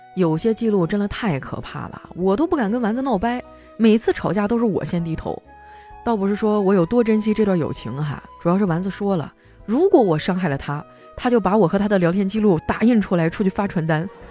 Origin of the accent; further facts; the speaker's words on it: Northeast China, China; moved away; 作为一个东北人哈，我对自己的酒量还是挺自信的